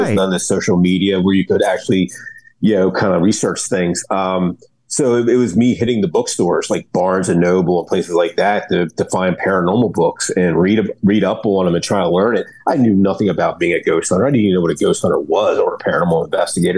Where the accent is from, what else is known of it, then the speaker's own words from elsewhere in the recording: Delaware, United States; I'm from Delaware, Ohio